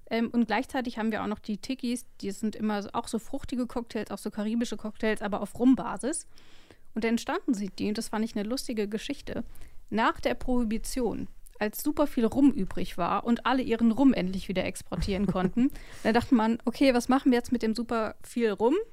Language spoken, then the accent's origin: German; West Germany, Germany; ich komme aus dem Westen